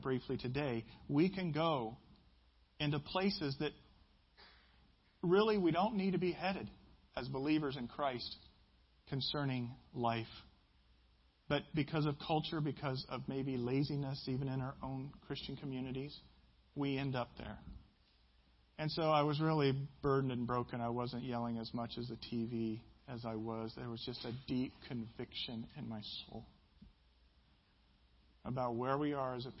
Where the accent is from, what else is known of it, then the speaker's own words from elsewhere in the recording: Midwest, United States; I'm from the Midwest.